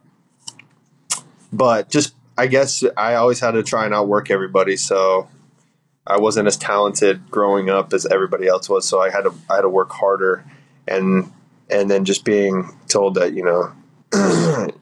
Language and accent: English; Central Florida, United States; we're both from Central Florida